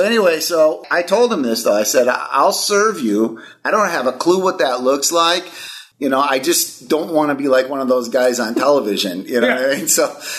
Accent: Milwaukee, Wisconsin, United States; I grew up in Milwaukee, Wisconsin. So I'm a cheesehead, diehard Packer fan.

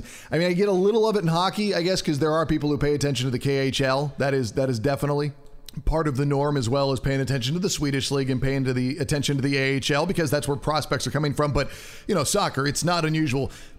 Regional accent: United States; being an American

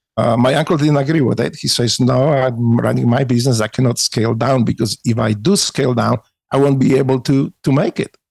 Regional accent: Poland; English is a second language; moved away as an adult; now in United States; growing up in Poland

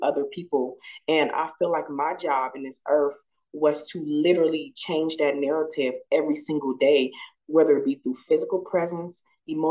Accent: Flint, Michigan, United States; my childhood, growing up in Flint, Michigan, in the hood

